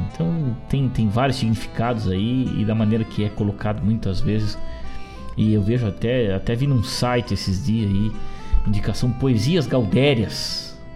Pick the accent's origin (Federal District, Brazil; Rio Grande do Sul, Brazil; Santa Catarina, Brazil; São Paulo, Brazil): Rio Grande do Sul, Brazil; na cidade de São Borja, na fronteira do nosso estado, do nosso Brasil